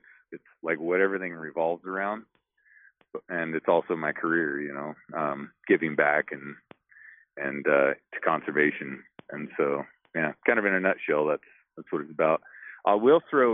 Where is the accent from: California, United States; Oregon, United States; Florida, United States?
Oregon, United States; I grew up in Oregon